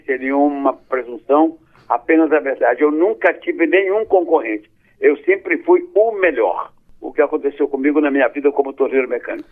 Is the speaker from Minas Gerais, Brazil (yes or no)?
yes; Caratinga, Minas Gerais, Brazil; moved away; Eu sou mineiro de Caratinga